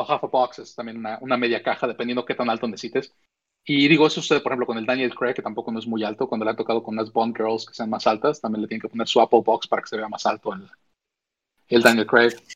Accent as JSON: {"language": "Spanish", "country": "Mexico", "tie": "born or raised there", "moved": "yes", "lives_now": "United States", "said": "yo crecí en México, nací en México"}